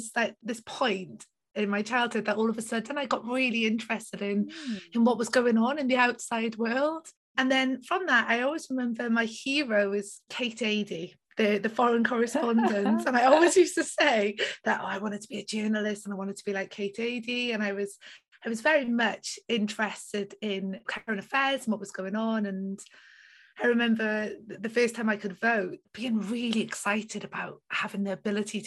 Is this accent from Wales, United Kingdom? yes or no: yes; South Wales, United Kingdom; I grew up in South Wales in a little village near the Gower Peninsula